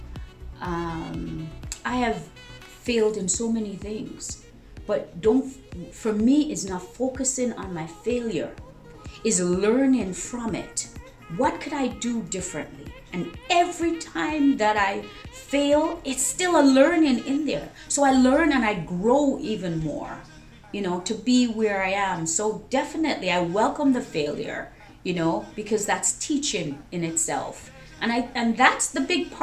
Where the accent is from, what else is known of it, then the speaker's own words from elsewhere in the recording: Jamaica; I was born in Jamaica